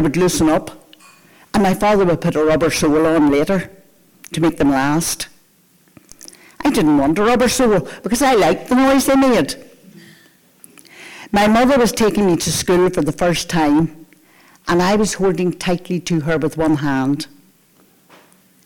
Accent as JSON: {"language": "English", "town": "Antrim", "region": "Northern Ireland", "country": "United Kingdom", "tie": "born or raised there", "moved": "yes", "lives_now": "Portrush, United Kingdom", "said": "I live in Portrush, but I'm from Antrim. Antrim is where I spent the first years of my life. And Antrim is where I went to primary school"}